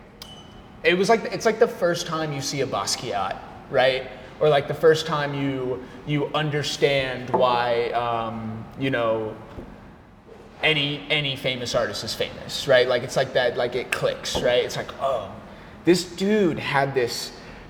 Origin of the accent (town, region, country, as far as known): Arizona, United States; born or raised there; now in Washington, PA, United States